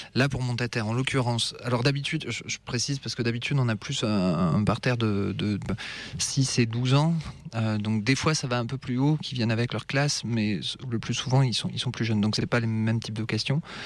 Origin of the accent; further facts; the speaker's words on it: Avignon, Provence-Alpes-Côte d'Azur, France; je suis je suis d'Avignon